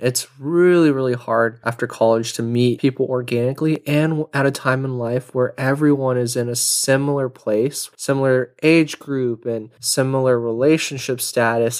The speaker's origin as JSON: {"language": "English", "country": "United States", "tie": "born or raised there", "said": "growing up in America in a suburbial life"}